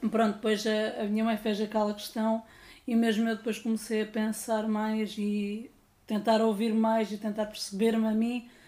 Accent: Silves, Algarve, Portugal; also born or lived in Lisbon; sou de Silves, estive já a viver em Lisboa, aliás, saí do armário em Lisboa.

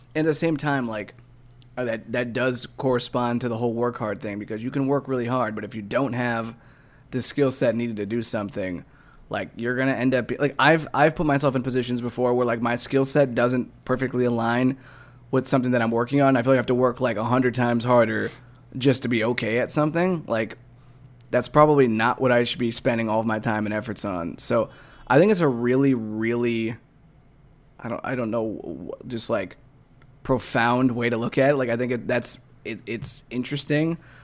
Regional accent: Midwest, United States; we're both from the Midwest

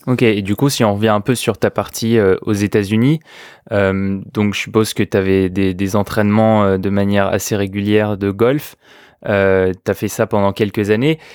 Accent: France; accent: French; avec mon horrible accent français

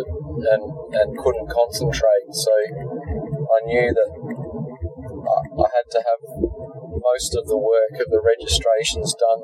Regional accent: Victor Harbor, South Australia, Australia; my hometown of Victor Harbour.

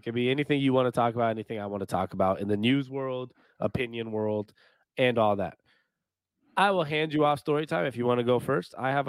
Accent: Seattle, Washington, United States; now in Phoenix, United States; we're from Seattle. We have Seattle podcasts, a lot of Seattle. We have our own Seattle pages and do a lot of Seattle content. But we do live in Phoenix, Arizona.

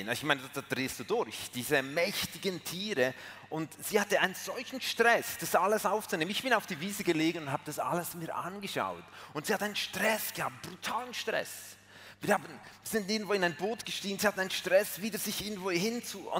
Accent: Switzerland; Sorry, ich bin Schweizer. Aber das muss ich ja nicht sagen, das habt ihr schon lange herausgefunden.

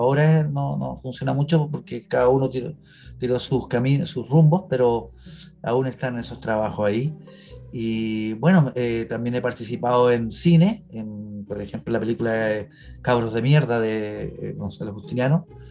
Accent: Chile; soy chileno de corazón

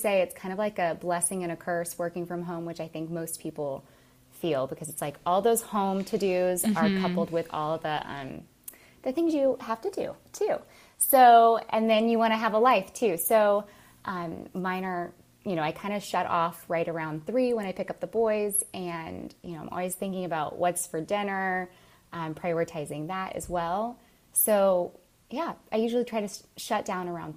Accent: Bradenton, Florida, United States; now in Palmetto, United States; I live currently in Palmetto, Florida, about 15 minutes from where I grew up in Bradenton, Florida.

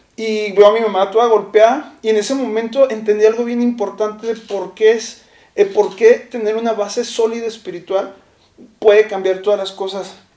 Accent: Chihuahua, Mexico; yo vivía, eh, recién llegué, vivía en una colonia de Chihuahua que se llama la colonia de Guadalupe

